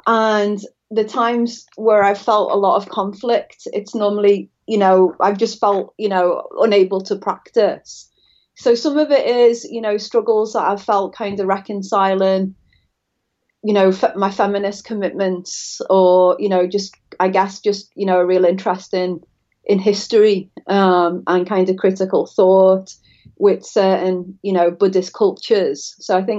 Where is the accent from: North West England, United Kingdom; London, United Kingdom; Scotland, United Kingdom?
North West England, United Kingdom; Liverpool; now in Florida, United States; I'm from Liverpool, just to, in case the audience is startled by my accent. I'm not a native to Florida.